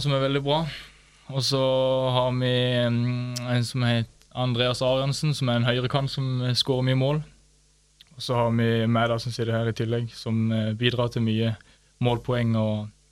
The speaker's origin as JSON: {"language": "Norwegian", "town": "Vigeland", "region": "Agder", "country": "Norway", "said": "Jeg er fra um, Lindesnes, eller Vigeland"}